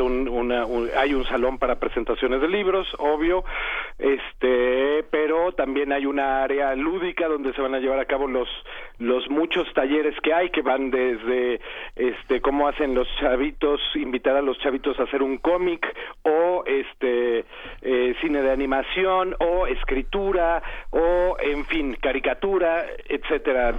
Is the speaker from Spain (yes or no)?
no; Mexico City, Mexico; Yo soy además hijo de la Benito Juárez